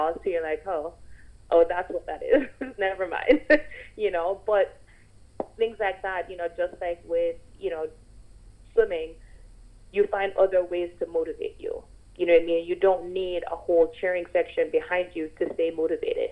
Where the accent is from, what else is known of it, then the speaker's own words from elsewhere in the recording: Jamaica; growing up in Jamaica